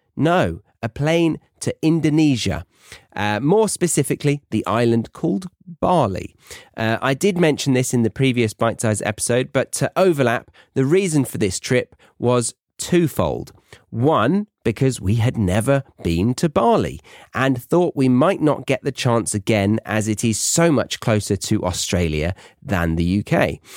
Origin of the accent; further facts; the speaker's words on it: United Kingdom; as a Brit abroad